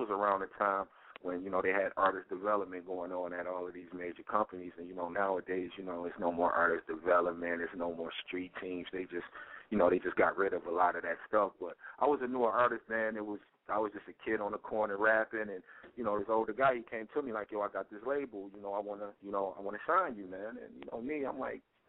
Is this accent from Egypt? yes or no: no; Detroit, Michigan, United States; I'm from Detroit